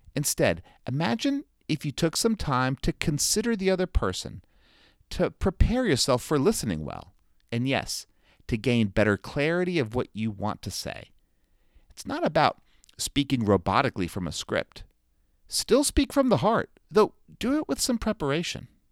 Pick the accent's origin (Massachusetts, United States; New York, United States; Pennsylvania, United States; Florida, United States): Florida, United States; South; now in North Carolina, United States; growing up in South Florida